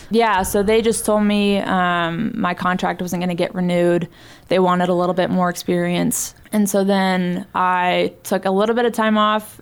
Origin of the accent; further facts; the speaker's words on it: San Diego, California, United States; moved away; also born or lived in Montana; I was in my hometown